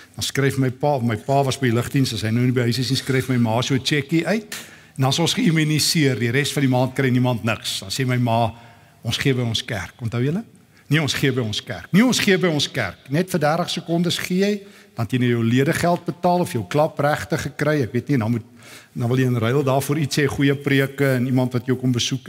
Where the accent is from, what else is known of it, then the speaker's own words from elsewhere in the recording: South Africa; as Afrikaners